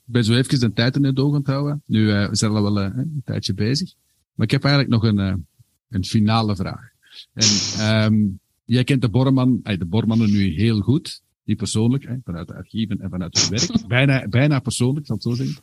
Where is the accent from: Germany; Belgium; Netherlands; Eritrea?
Belgium; Herentals, Flanders; ik ben van Herentals afkomstig.